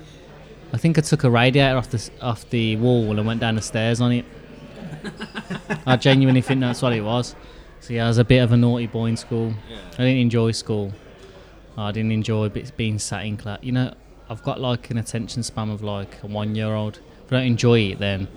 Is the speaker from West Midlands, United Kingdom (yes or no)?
yes; Birmingham, West Midlands, United Kingdom; also born or lived in Solihull / Erdington / Stechford; I'm definitely a Brummie